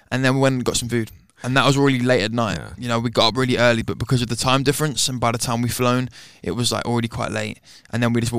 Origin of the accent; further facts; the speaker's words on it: London, United Kingdom; Uh, I'm from London, and I'm 20 years old, almost 21